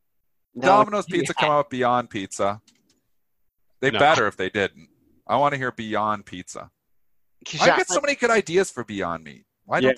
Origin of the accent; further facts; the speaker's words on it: Ontario, Canada; I actually always talk Fahrenheit because I'm from Essex County, which is like mini Detroit, really. We always watch Detroit television, so we're the only pocket in Canada that talks Fahrenheit.